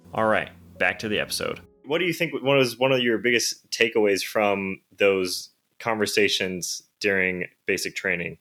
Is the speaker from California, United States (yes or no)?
yes; Victorville, California, United States; growing up in Victorville